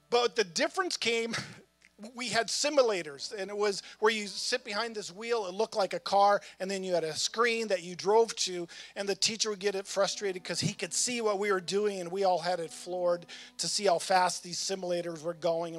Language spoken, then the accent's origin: English; North Dakota, United States; moved away as an adult; also born or lived in Virginia; now in Winchester, United States; I'm from North Dakota.